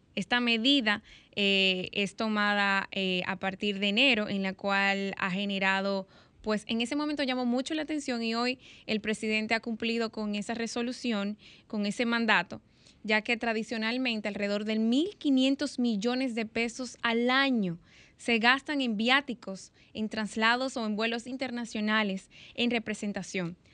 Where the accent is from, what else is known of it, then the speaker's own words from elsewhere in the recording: Dominican Republic; nosotros como, como dominicanos